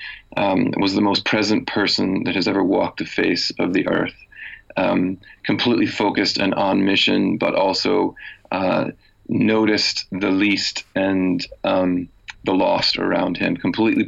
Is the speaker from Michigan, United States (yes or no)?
yes; Michigan, United States; moved away as an adult; also born or lived in Chicago; now in Belfast, United Kingdom; I grew up in a small town in the state of Michigan, and then did university and seminary training in Chicago